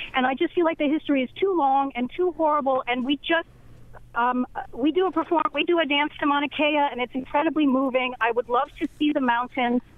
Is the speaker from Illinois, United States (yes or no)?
no; Hawaii, United States; as a Hawaiian community